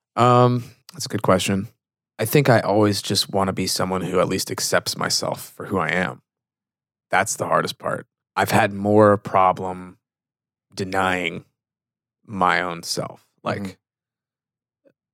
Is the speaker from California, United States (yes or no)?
yes; Fremont, California, United States; moved away; I grew up in the Bay Area, California. So in between Oakland and San Jose, city called Fremont.